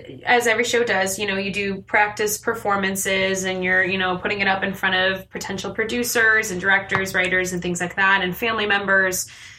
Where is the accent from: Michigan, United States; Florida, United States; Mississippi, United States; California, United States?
Michigan, United States; moved away as an adult; now in Los Angeles, United States; I was born and raised in Michigan